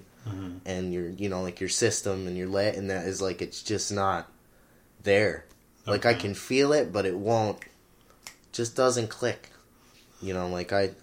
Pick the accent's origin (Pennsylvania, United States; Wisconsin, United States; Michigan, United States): Michigan, United States; Houghton; I was born in 1994 in Michigan, and I grew up in Houghton